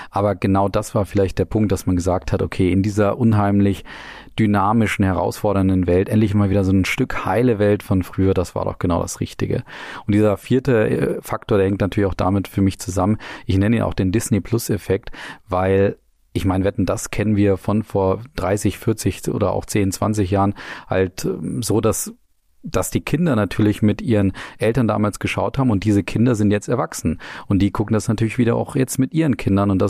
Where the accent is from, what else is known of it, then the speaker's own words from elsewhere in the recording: Nuremberg, Bavaria, Germany; Die Stadtwette war auch dabei, was ja für uns als Nürnberger ganz entscheidend war.